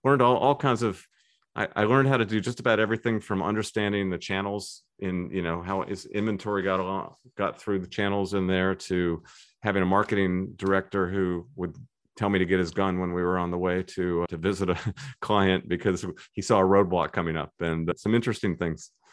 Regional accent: Tidewater, Virginia, United States; also born or lived in Syracuse, New York / Singapore / Williamsburg, Virginia; I grew up in the Tidewater, Virginia area

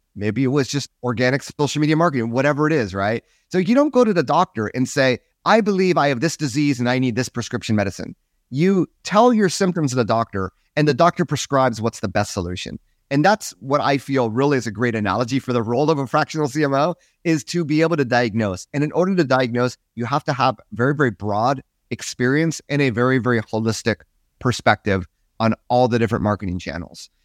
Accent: United States; I'm American, so I sort of stuck out there

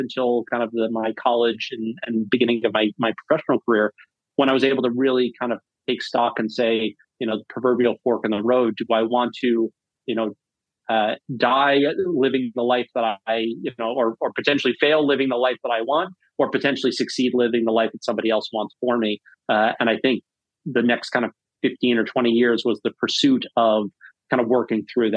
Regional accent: North Shore of Long Island, New York, United States; also born or lived in Birmingham, Alabama; now in Massachusetts, United States; I grew up on the North Shore of Long Island

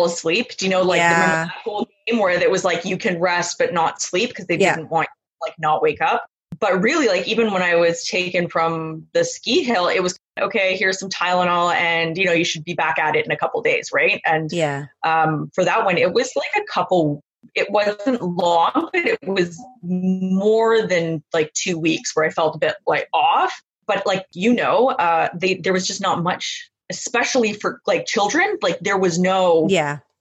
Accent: Vancouver, British Columbia, Canada; moved away; I was born in a suburb of Vancouver. So I'm from the West Coast originally.

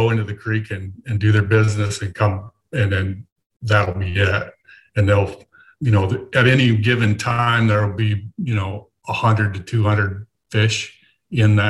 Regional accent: Wyoming, United States; moved away; I grew up in Wyoming and did a lot of elk

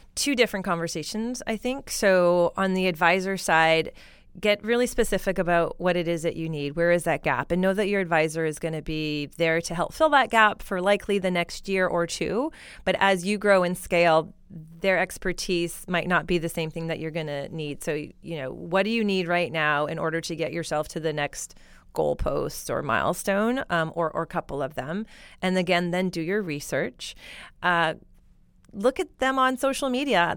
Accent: Alberta, Canada; now in Silicon Valley, United States; I'm from Alberta

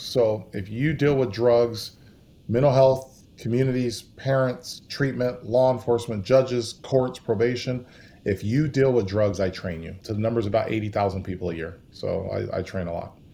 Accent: California, United States; moved away as an adult; also born or lived in Idaho; now in Texas, United States; I grew up in California

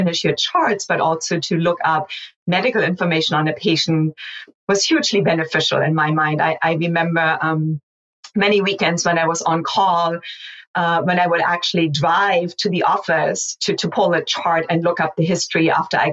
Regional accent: Hamburg, Germany; moved away as an adult; also born or lived in mountainous region of Germany; now in United States; I grew up in Germany through my early 20s, and then I emigrated to the United States after I finished medical school

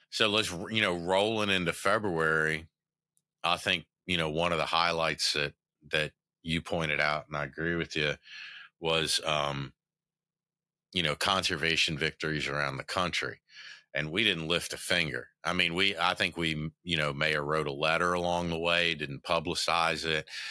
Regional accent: the South, United States; I'm from the South

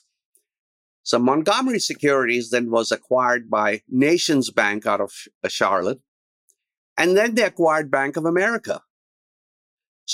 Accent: India; moved away as an adult; also born or lived in Berkeley, California; now in United States; In 1972, I came from India. And the idea was to come to Berkeley

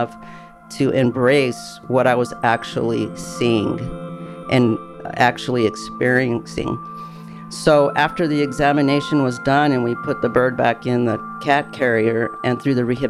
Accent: El Paso, Texas, United States; moved away; I am originally from El Paso, Texas

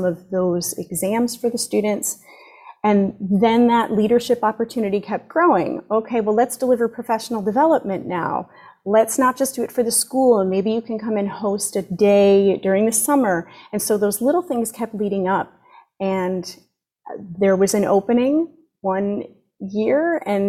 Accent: Connecticut, United States; now in Florida, United States; I grew up in Connecticut

